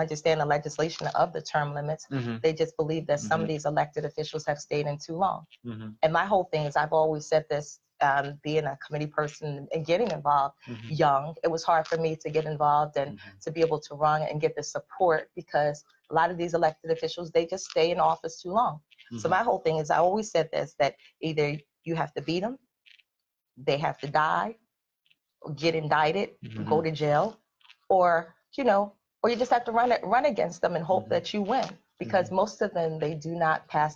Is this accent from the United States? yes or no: yes; Philadelphia, Pennsylvania, United States; I'm a Philadelphian